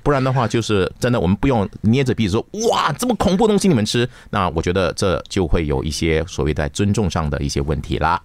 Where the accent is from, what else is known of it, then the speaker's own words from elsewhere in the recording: Malaysia; 在我的家乡，而且呢，这个发生的地方呢，是我小时候长大的地方，叫根巴斯